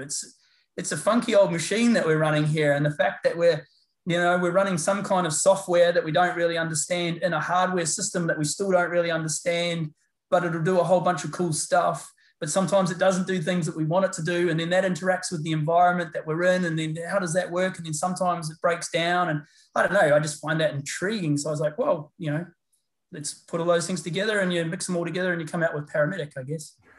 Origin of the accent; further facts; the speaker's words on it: New Zealand; I'm a Kiwi. I'm a New Zealander by by uh, by birth. Grew up in uh, New Zealand